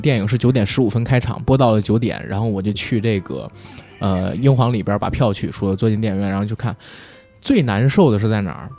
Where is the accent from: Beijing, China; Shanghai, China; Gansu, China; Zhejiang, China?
Beijing, China; accent: Beijing accent; 我们带这个北京人话，因特重的听不清，一北京话会吞音